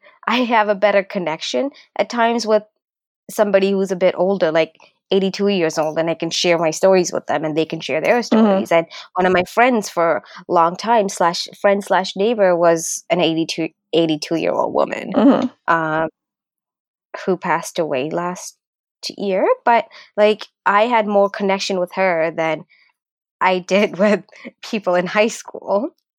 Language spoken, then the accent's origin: English; Canada; also born or lived in Sri Lanka; because I grew up in Canada, because I'm a Canadian, right?